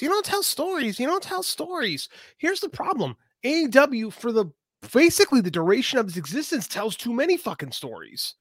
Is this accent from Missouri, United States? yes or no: no; Chicago, Illinois, United States; I'm from Chicago